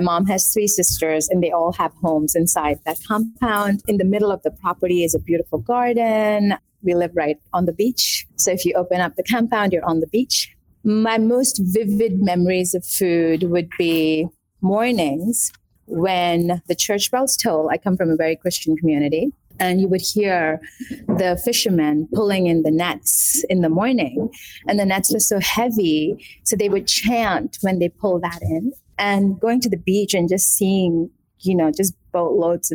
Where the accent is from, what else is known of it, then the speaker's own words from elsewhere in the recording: Kerala, India; also born or lived in Mumbai / Gujarat; now in Atlanta, United States; So I was born in Kerala, India, the southern tip of India. I was raised between Kerala, Mumbai, and a state called Gujarat. A lot of it was in Kerala